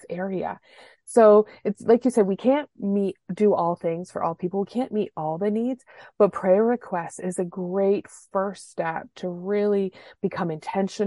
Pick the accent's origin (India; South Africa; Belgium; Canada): Canada; being Canadian